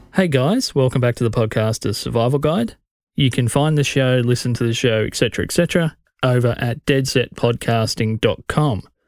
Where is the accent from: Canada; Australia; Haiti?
Australia; as an Australian podcast fan